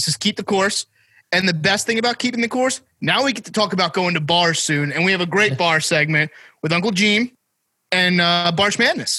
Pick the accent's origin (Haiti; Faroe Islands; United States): United States; New Jersey; I'm from South Jersey and I'm down the shore all the time